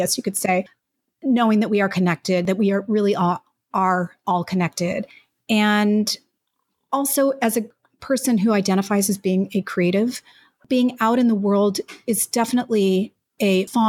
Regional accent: Mexico; born there; And actually, I was even born in another country. I was born in Mexico. My parents were expats who moved there to be inspired by a new place

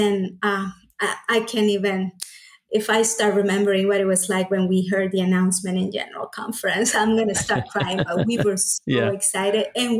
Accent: Honduras; English is a second language; I was born and raised here. Yes.

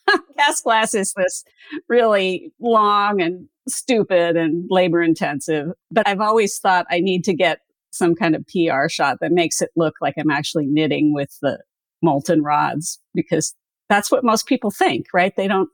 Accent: Canada; also born or lived in United States; I mean, I was born in Canada, but at least 10 of those years we lived in the States.

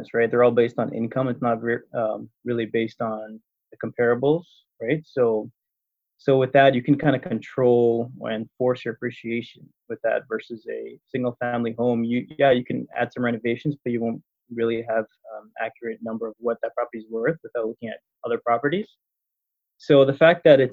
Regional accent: Toronto, Ontario, Canada; moved away as an adult; now in Windsor, Canada; I'm originally from Toronto

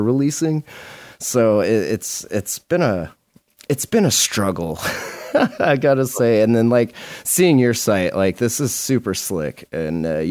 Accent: Montana, United States; I'm from Montana

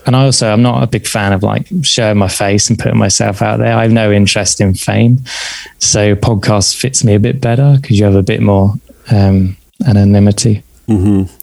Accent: south coast of England, United Kingdom; also born or lived in south of London; at that time, at the age of seven, I was living on the south coast of England.

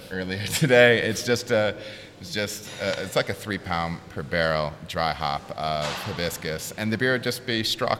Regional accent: Michigan, United States; moved away; I'm from Michigan

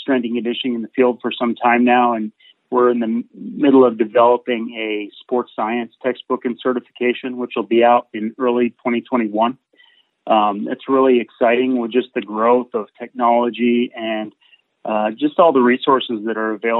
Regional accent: Burlington, Vermont, United States; I grew up in Burlington, Vermont, so up in the Northeast

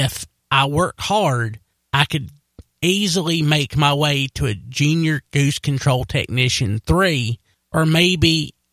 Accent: Wilkes County, North Carolina, United States; accent: Wilkes County; also born or lived in Hays, North Carolina; my Wilkes County accent

